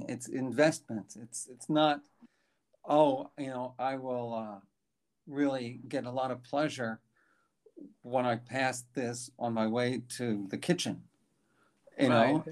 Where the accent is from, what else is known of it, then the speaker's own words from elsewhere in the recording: New York City, New York, United States; born in New York City. I grew up on the streets. The streets were 81st Street and Park Avenue.